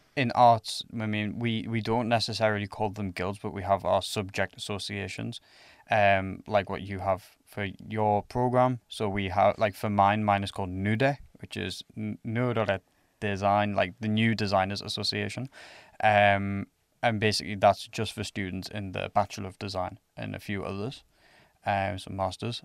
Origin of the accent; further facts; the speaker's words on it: England, United Kingdom; now in Finland; I'm from England